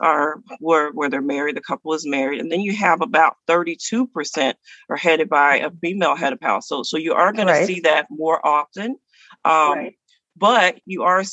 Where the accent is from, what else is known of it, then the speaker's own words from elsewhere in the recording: the South, United States; I'm from the South